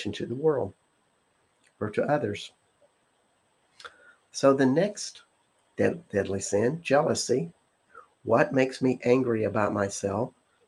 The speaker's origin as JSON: {"language": "English", "region": "the South", "country": "United States", "said": "I'm from the South"}